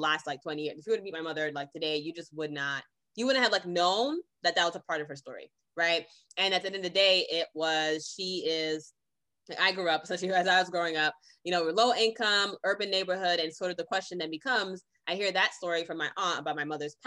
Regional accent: Boston, Massachusetts, United States; also born or lived in Brooklyn, New York / California; I was raised in Brooklyn, New York and Boston, Massachusetts. And then after then went to California and was there for over a decade. Now I'm back in Massachusetts

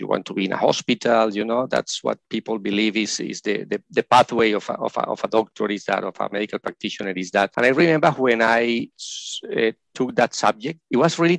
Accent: Colombia; moved away as an adult; now in Australia; I am originally from Colombia in South America, and I was trained as a medical practitioner there

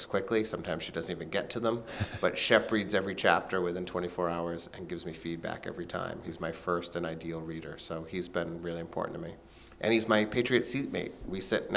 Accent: Blackstone, Massachusetts, United States; now in West Hartford, United States; my hometown, Blackstone, Massachusetts

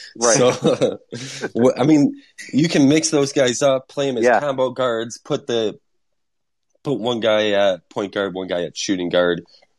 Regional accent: Nashville, Tennessee, United States; my hometown, Nashville.

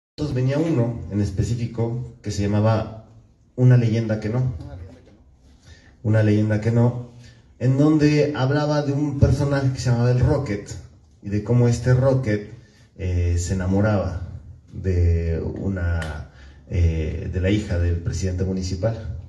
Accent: Mexico

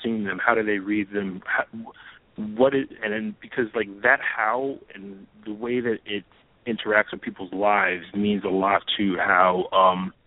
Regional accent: New York, United States; as a New Yorker

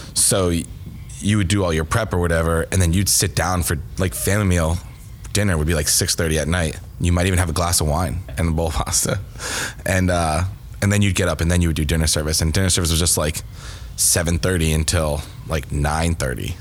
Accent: Connecticut, United States; moved away as an adult; also born or lived in Boston; I was born and raised in Connecticut

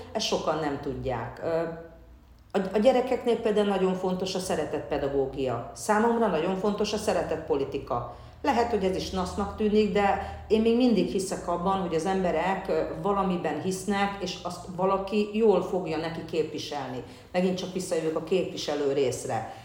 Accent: Hungary; Én magyarként is ugyanúgy azonosulok, akár mint cigányként

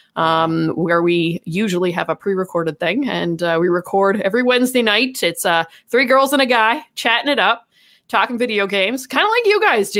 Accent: Canada; we are Canadian.

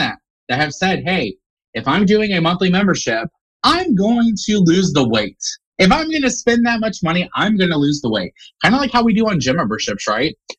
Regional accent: Indiana, United States; Indiana, born and raised in Indiana.

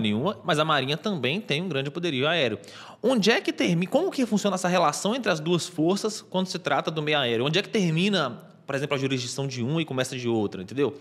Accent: interior of Minas Gerais, Brazil; Como eu sou do interior de Minas Gerais

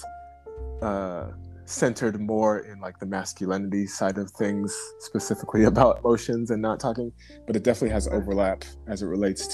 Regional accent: United States; a person who grew up in America, born in America as a Black person

